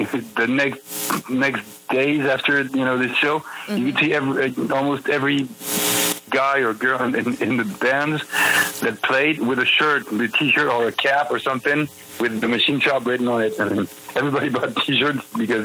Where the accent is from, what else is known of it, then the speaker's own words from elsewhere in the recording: Paris, Île-de-France, France; English is a second language; we're from France. We're from Paris.